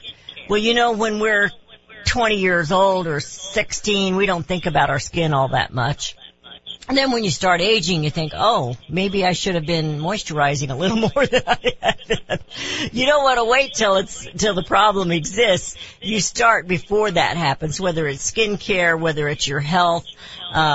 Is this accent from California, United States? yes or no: no; Raytown, Missouri, United States; I grew up in Raytown